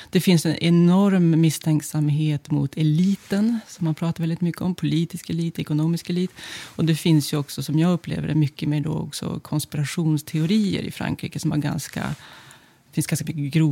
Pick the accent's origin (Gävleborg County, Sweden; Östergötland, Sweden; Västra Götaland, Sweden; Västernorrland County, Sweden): Västernorrland County, Sweden; Örnsköldsvik; moved away as an adult; also born or lived in Nice, France; now in Paris, France; jag är född och uppvuxen i Örnsköldsvik.